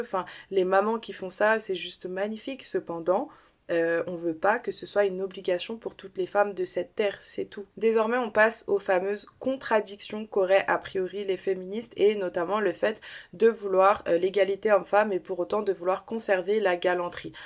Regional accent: Saint-Denis, Île-de-France, France; je suis française mais je suis aussi une américaine dans l'âme je le répète souvent mais ma mère s'est trompée en fait elle m'a fait naître à Saint-Denis dans le 93

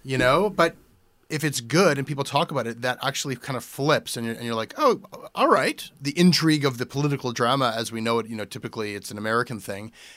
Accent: Canada

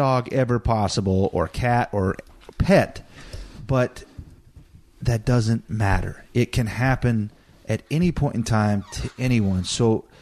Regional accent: Montana, United States; I had been around animals my whole life growing up in Montana.

